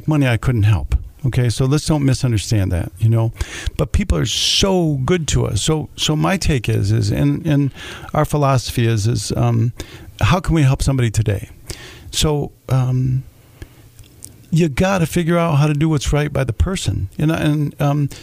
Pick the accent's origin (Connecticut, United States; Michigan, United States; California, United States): Michigan, United States; Jackson; I grew up over there on Waterloo Street, right down the street, you know, until I was 12, before we moved out to Vandercook